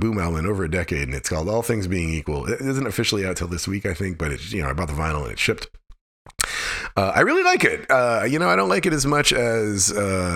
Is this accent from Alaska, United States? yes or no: yes; Alaska, United States; I grew up in Alaska